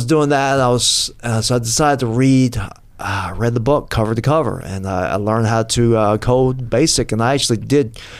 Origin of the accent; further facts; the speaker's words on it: Atlanta, Georgia, United States; moved away as an adult; now in St. Petersburg, United States; originally I'm from Atlanta